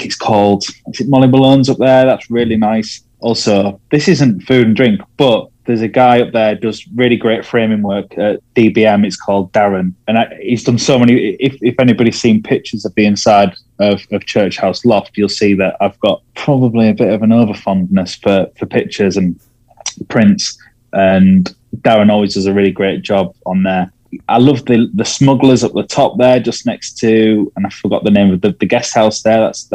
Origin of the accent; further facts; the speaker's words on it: Scarborough, Yorkshire and the Humber, United Kingdom; moved away as an adult; I grew up in Scarborough.